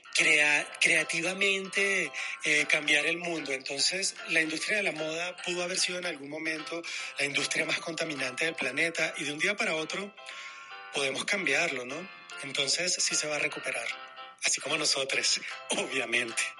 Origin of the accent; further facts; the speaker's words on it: Venezuela; moved away as an adult; also born or lived in Madrid, Spain; now in Mexico City, Mexico; después de haber abandonado mi país, Venezuela